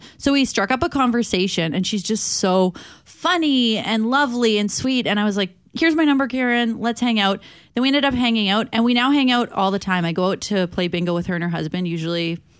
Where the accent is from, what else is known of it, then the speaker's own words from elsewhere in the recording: Saskatchewan, Canada; moved away; Growing up in Saskatchewan